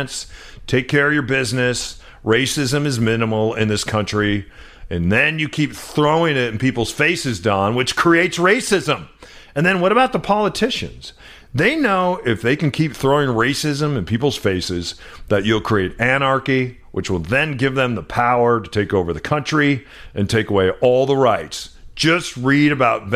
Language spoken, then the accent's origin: English; New Mexico, United States; moved away; I grew up in New Mexico on the footsteps of the Navajo and the Zuni Nation.